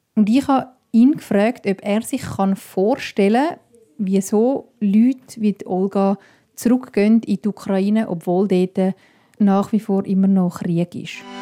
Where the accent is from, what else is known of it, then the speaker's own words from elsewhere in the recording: Switzerland; bei uns in der Schweiz